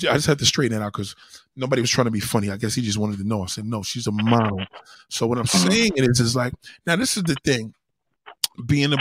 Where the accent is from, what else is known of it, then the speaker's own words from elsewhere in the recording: New York City, New York, United States; I was born and raised in Brooklyn